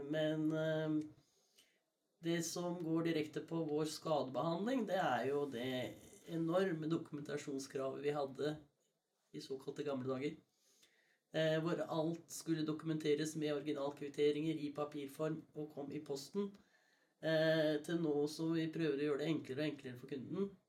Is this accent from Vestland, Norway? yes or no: no; Skien, Telemark, Norway; Jeg er fra Skien